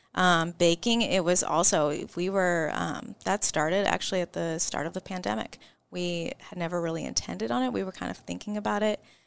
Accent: Omaha, Nebraska, United States; I'm from Omaha, Nebraska

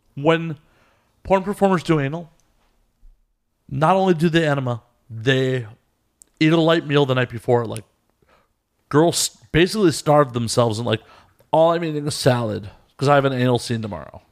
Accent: Chicago, Illinois, United States; From Chicago.

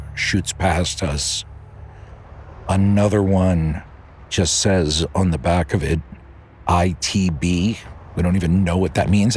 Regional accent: outside Philly, Pennsylvania, United States; I grew up in Pennsylvania for the most part, outside Philly

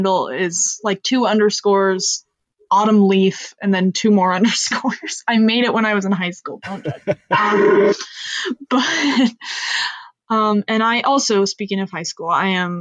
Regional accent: Reading, United States; my hometown

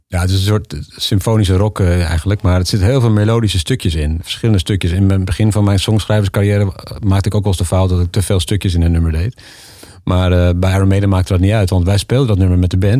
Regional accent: Netherlands; moved away as an adult; now in Spain; als Nederlander

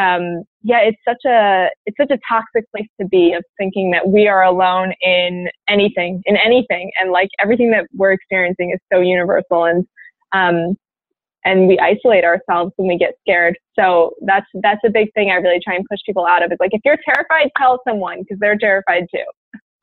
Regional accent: Maryland, United States; moved away as an adult; also born or lived in North Carolina; i grew up in a suburb in maryland and um, yeah i was there until i was 18

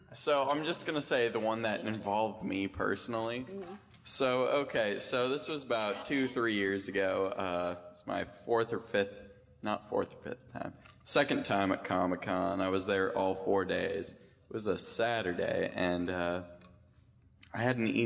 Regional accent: China Lake, California, United States; I'm from China Lake, California

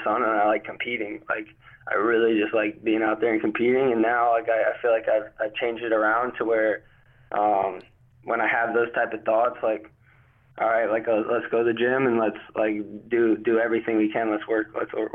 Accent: North Carolina, United States; also born or lived in New Jersey; I moved down to North Carolina before I was even a year old.

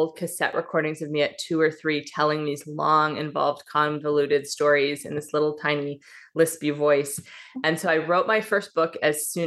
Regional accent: Midwest, United States; moved away as an adult; also born or lived in Pacific Northwest; now in Seattle area, Washington, United States; I was raised in the Midwest and then married a Pacific Northwest boy. So I now live on this little sweet dot of an island in the Pacific Northwest outside of Seattle.

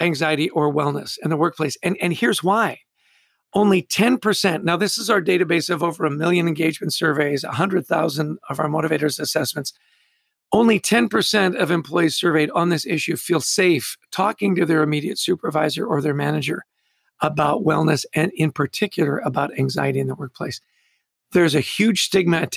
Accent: Vancouver, British Columbia, Canada; now in New York, United States; I grew up in Vancouver, wonderful mm-hmm. international city.

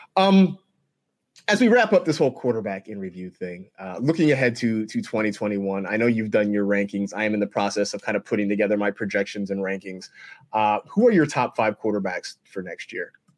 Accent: Bay Area, California, United States; the time I was growing up in the Bay Area

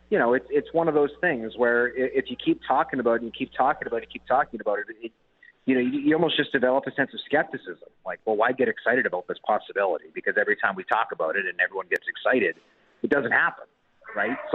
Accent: Winnipeg, Manitoba, Canada; I'm born and raised in Winnipeg, and I mean, you, like I and uh, don't get me wrong, I'm a very proud Manitoban, very proud Winnipegger

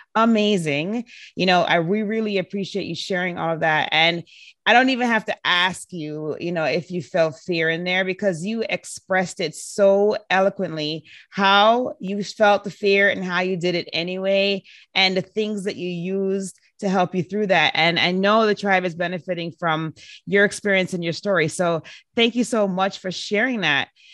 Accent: Jamaica; I was born and raised in Jamaica

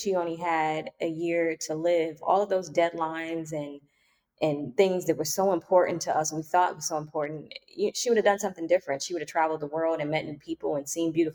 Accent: Washington, District of Columbia, United States; moved away as an adult; now in Lisbon, Portugal; I'm currently in Lisbon, Portugal, and I'm from Washington, D.C.

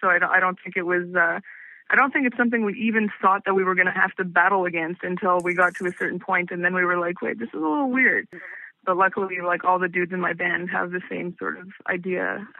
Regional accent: Montreal, Quebec, Canada; Yeah, I was born in Montreal, and I've lived in Montreal my entire life, and totally lived in like one house until I moved into my apartment a few years ago.

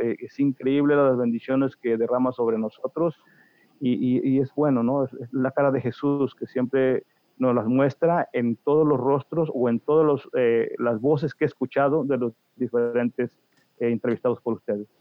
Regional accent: Veracruz, Mexico; moved away as an adult; now in New Jersey, United States; Yo soy del estado de Veracruz, de hmm. un pueblo muy pequeño en la parte central, Plan de las Saya se llama

